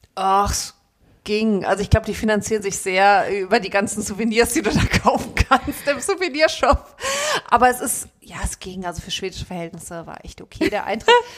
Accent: Frankfurt, Hesse, Germany; sind beide Frankfurter Mädchen

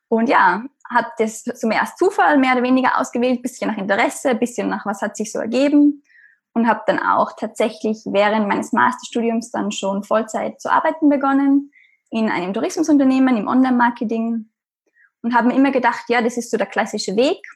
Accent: Austria; Matura heißt es bei uns in Österreich. Ich bin, wie man hört, aus Österreich

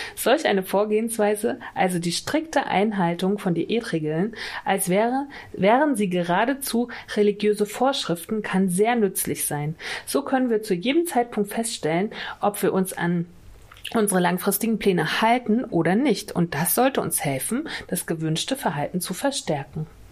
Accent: Mecklenburg-Vorpommern, Germany; Das ist nämlich Mecklenburg-Vorpommern, meine Heimat

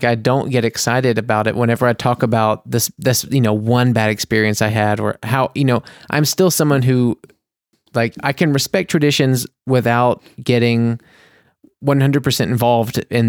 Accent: United States; now in Germany; I'm the American

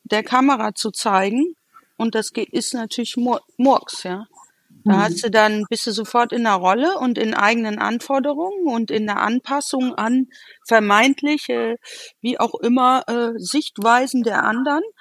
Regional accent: Essen, North Rhine-Westphalia, Germany; born there; Geboren in Essen.

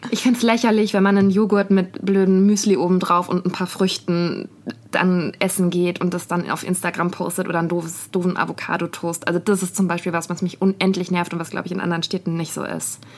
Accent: Berlin, Germany; wenn man unterwegs ist in der weiten Welt und man sagt zu Leuten, ich komme aus Berlin

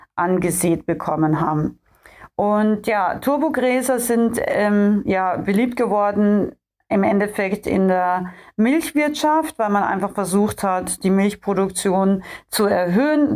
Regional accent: Austria; moved away; ich bin ja ursprünglich in Österreich äh, aufgewachsen und komme da ja auch her aus den österreichischen Bergen

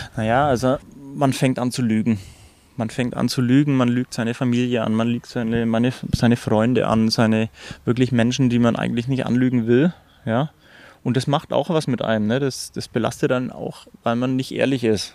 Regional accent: Germany; ich bin Landei, also ich bin am Land aufgewachsen

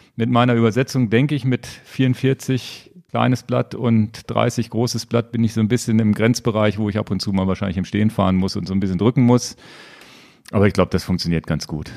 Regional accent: Lower Saxony, Germany; als Niedersachse

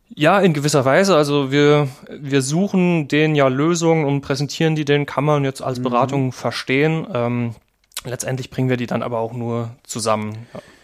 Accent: Kaiserslautern, Rhineland-Palatinate, Germany; moved away as an adult; also born or lived in Trier; ursprünglich komme ich aus Kaiserslautern, mhm. ähm, habe da mein Abi gemacht

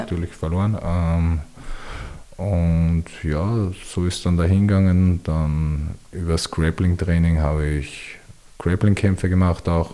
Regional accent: Wiener Neustadt, Lower Austria, Austria; ich komme aus Wiener Neustadt

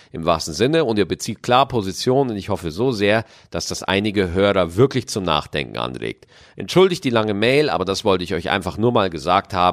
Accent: Germany; Ich bin 24 Jahre, in Deutschland geboren und aufgewachsen.

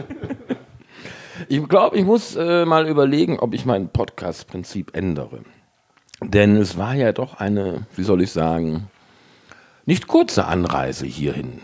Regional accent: Cologne, North Rhine-Westphalia, Germany; moved away as an adult; also born or lived in Worpswede; Also ich komme ja gebürtig aus Kalk

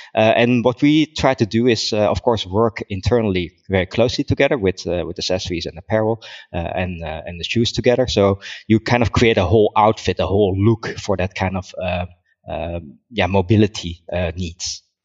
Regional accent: Netherlands; moved away as an adult; also born or lived in Germany; I'm from the Netherlands. Um, I, I grew up there. I was born there.

